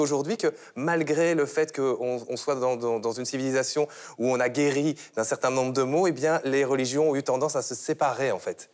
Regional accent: Belgium; en tant que Belge

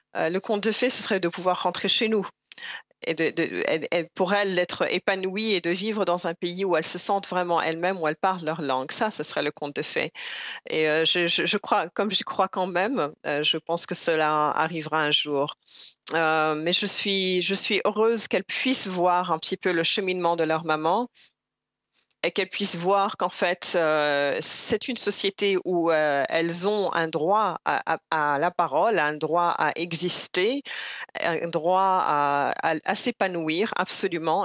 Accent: Burundi; now in Canada; je suis burundaise avec mon passeport ou pas, je suis burundaise que l'État burundais le, reconnaisse ou pas

